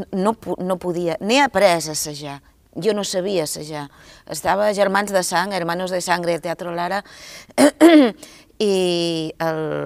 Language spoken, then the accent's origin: Catalan; Girona, Catalonia, Spain; vinc de Girona